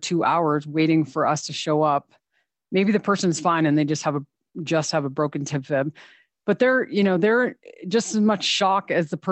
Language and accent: English; Vermont, United States; now in Teton County, United States; I'm originally from Vermont, and I did not ski when I moved here.